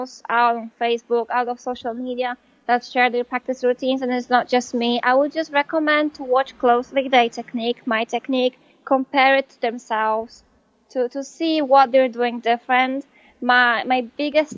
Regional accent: Poland; English is a second language; moved away as an adult; now in United States; in Poland, I graduated from high school when I was 19

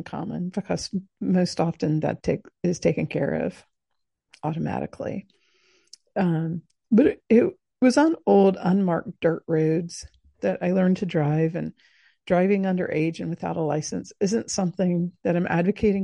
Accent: coast of South Georgia, United States; I grew up in the Deep South. I grew up on the coast of South Georgia

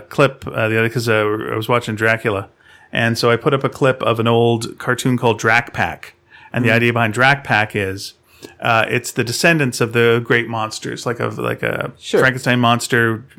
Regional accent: Scotland, United Kingdom; now in Inverness, United Kingdom; However, I grew up near Glasgow, so that's why my parents took me there to see Scrooge.

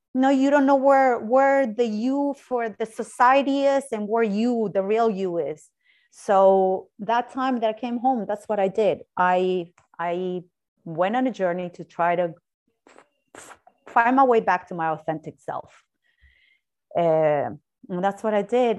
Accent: Argentina; moved away as an adult; also born or lived in Ireland; I'm originally from Argentina

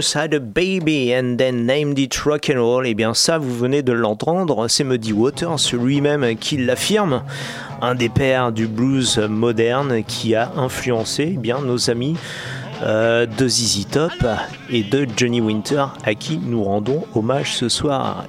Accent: Grenoble, Auvergne-Rhône-Alpes, France; chez nous à Grenoble

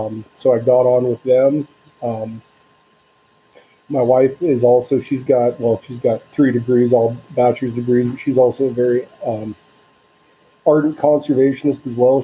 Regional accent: Southern Oregon coast, United States; moved away as an adult; also born or lived in Northern Wisconsin / Idaho; I grew up on the Southern Oregon coast

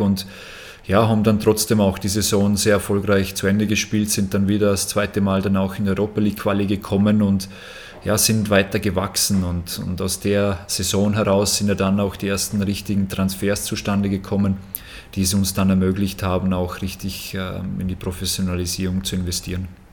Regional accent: Austria; bei uns in Österreich

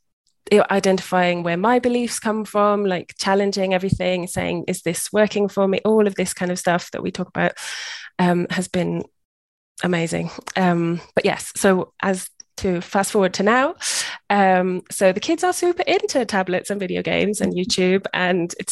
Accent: United Kingdom; moved away as an adult; also born or lived in Cambridge, United Kingdom; now in Costa Rica; I'm British

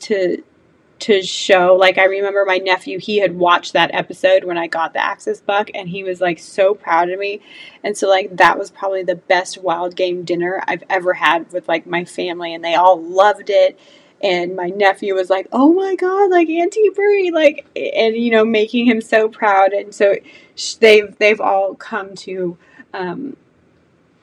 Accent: California, United States; now in Georgia, United States; I was born and raised in California

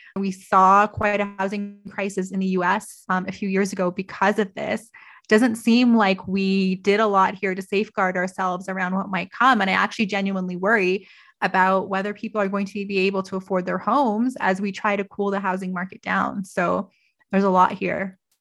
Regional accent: Toronto, Ontario, Canada; also born or lived in Vancouver; now in Calgary, Canada; I grew up in Toronto. I lived in Vancouver.

